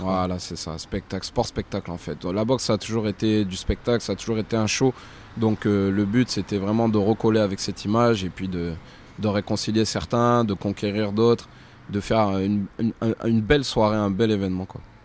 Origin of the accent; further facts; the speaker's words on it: Clermont-Ferrand, Auvergne-Rhône-Alpes, France; chez moi à Clermont